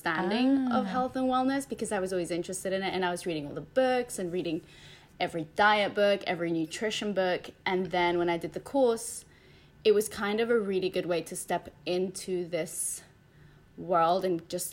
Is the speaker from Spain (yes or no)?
yes; Spain; moved away; I grew up in Spain